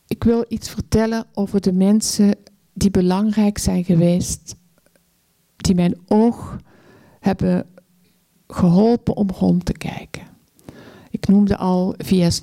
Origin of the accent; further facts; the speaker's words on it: Belgium; als Belg in Congo rondreisend